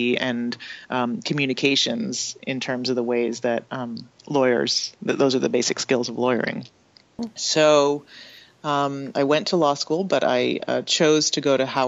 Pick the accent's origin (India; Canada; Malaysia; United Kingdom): Canada; I didn't learn about in school in Canada